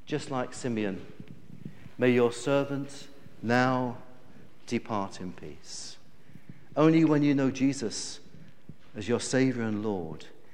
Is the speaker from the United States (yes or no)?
no; United Kingdom; us as British people